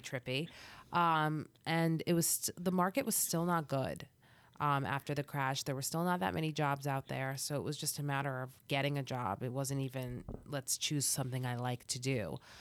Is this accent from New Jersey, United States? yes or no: yes; New Jersey, United States; also born or lived in Boston; I was raised in New Jersey